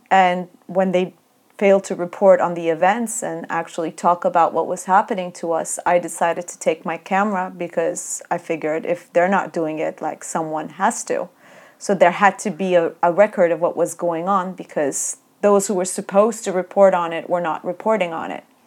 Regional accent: Turkey; when we were growing up in Turkey

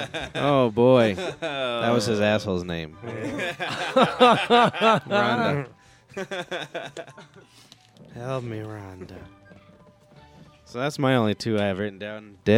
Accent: East Coast, United States; I'm from the East Coast.

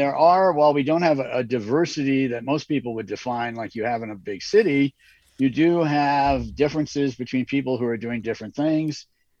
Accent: New York, United States; now in Montana, United States; I come from New York originally

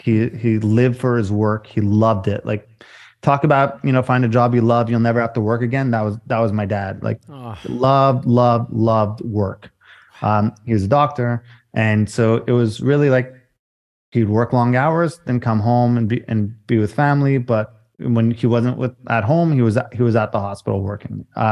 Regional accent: Canada; Yeah, sorry. I'm a Canadian boy.

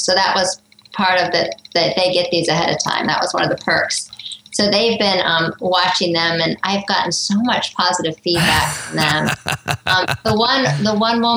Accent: Greenville, South Carolina, United States; my hometown here in Greenville, South Carolina

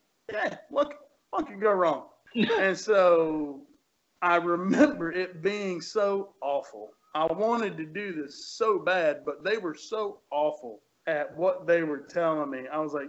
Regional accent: Marion, Virginia, United States; I grew up in Marion, Virginia, which is a tiny, tiny little town, and there's not a whole lot, right?

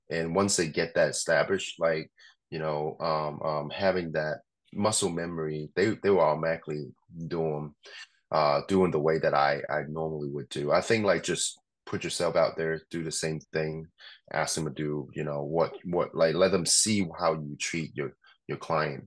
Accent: Hong Kong; moved away; I grew up in Hong Kong

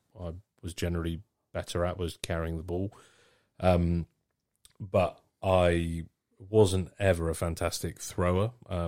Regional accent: Wales, United Kingdom; As I said, I'm Welsh.

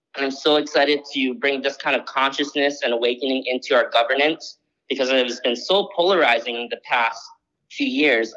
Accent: Maui, Hawaii, United States; I grew up on Maui my whole life

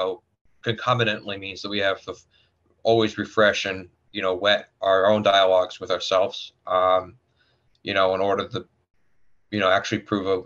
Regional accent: Florida, United States; also born or lived in Tampa; growing up in Florida

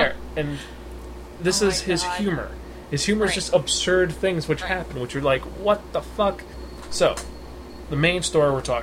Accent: United States

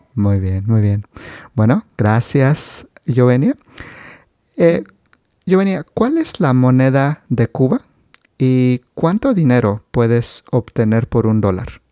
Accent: Mexico

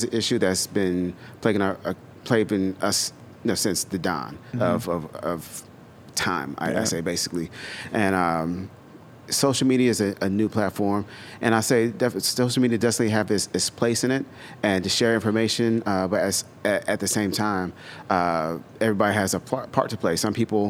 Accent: the South, United States; I grew up in the South. I dealt with some racist shit.

